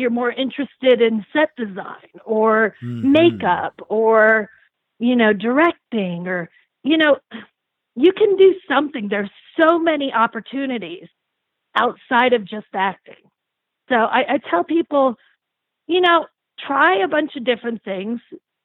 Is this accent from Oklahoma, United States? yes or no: no; Lancaster, Pennsylvania, United States; also born or lived in Illinois; now in Flagstaff, United States; I'm from Lancaster, Pennsylvania